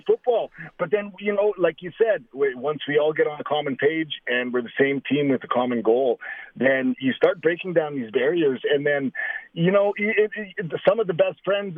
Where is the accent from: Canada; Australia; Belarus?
Canada; Saskatoon, Saskatchewan; one of my good friends from elementary school growing up in Saskatoon